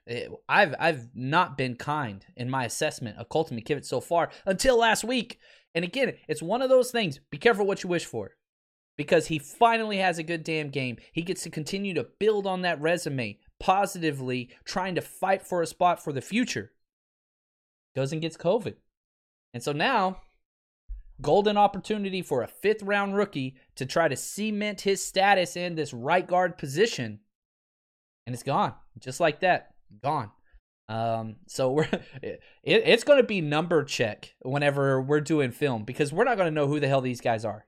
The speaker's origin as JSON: {"language": "English", "area": "Dallas-Fort Worth area", "region": "North Central Texas", "country": "United States", "tie": "born or raised there", "said": "born and raised in North Central Texas, Dallas, Fort Worth area"}